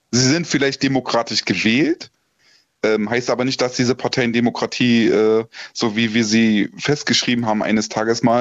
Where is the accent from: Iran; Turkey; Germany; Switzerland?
Germany; Und damit mische ich mich selbst drunter, weil ich bin auch ein Deutscher